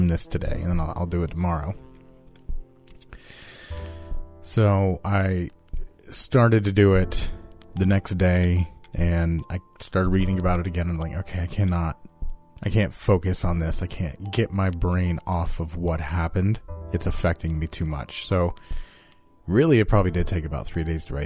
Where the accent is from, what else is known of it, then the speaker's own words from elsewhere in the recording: United States; I am American, and I'm white.